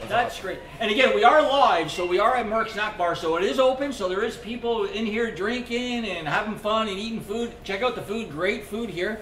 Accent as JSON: {"language": "English", "town": "Scarborough", "region": "Ontario", "country": "Canada", "tie": "born or raised there", "said": "where I grew up in Scarborough"}